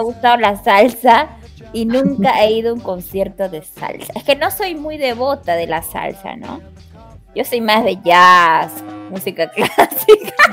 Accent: Callao, Peru; Yo soy chalaca y no me muevo

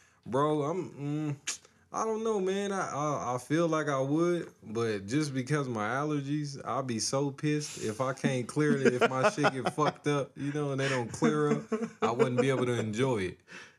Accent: Denver, Colorado, United States; I'm a nigga from Montbello.

